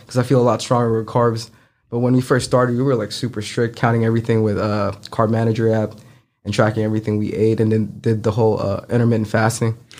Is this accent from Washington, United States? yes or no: no; San Francisco, California, United States; moved away as an adult; also born or lived in Philippines; now in Memphis, United States; I grew up in San Francisco all my life and ended up here in Memphis after graduating, uh, nursing school